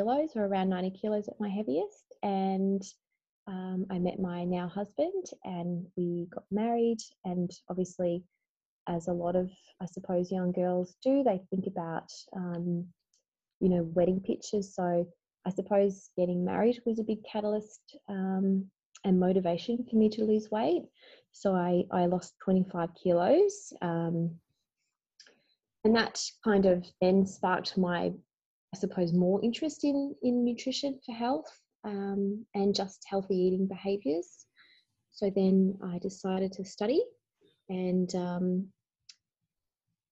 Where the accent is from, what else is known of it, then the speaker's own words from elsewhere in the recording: Bendigo, Victoria, Australia; I grew up in Bendigo, Victoria